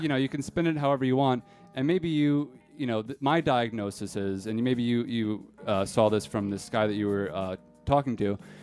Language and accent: English; East Coast, United States; growing up on the East Coast